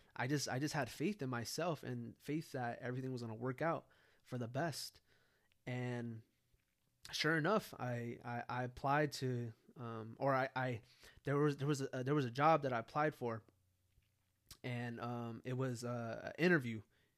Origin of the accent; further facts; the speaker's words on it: California, United States; now in San Antonio, United States; me moving from California to San Antonio